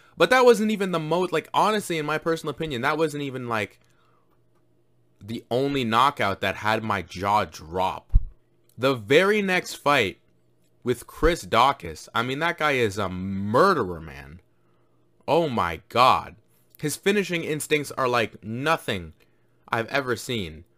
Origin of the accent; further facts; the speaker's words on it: Jamaica; I'm Jamaican as well